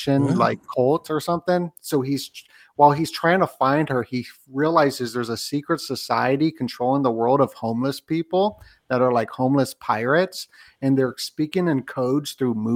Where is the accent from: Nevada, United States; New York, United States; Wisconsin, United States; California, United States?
Nevada, United States; Las Vegas; moved away; also born or lived in Maui, Hawaii; I grew up in Vegas though.